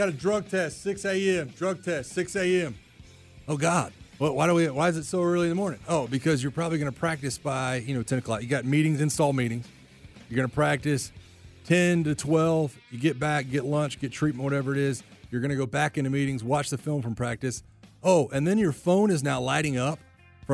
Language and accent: English; Pensacola, Florida, United States; I'm from Pensacola, so I went to the Senior Bowl growing up